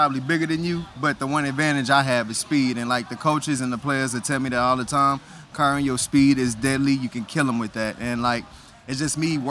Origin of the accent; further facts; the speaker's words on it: Texas, United States; I'm from Texas